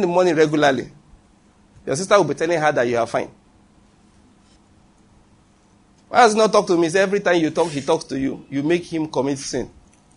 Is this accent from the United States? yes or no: no; Nigeria; I'm a Nigerian preacher